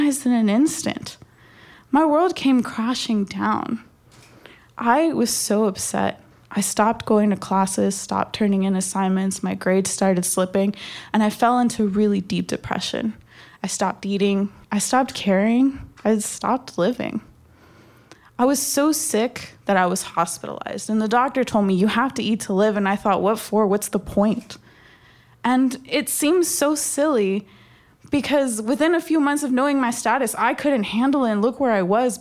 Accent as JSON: {"language": "English", "region": "Texas", "country": "United States", "tie": "born or raised there", "said": "My parents brought me to this country when I was only 6 months old. And growing up in Texas"}